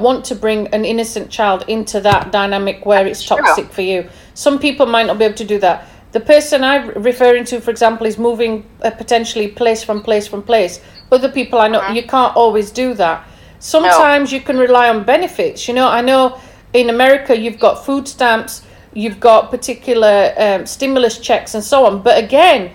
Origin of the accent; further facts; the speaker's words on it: England, United Kingdom; Obviously, I'm from England